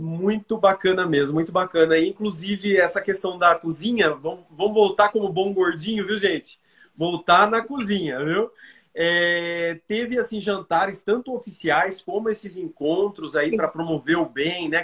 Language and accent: Portuguese; Bauru, São Paulo, Brazil; lá da minha terra natal, Bauru